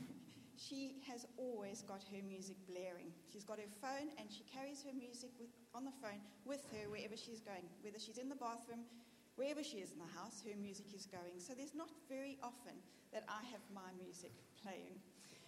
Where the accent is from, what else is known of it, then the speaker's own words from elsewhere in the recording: South Africa; moved away as an adult; now in Birmingham, United Kingdom; Being South African and being new to here